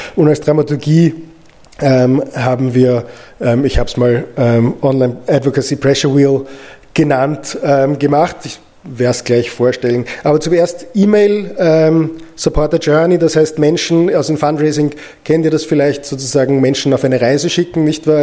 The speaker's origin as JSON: {"language": "German", "country": "Austria", "said": "ich als Österreicher"}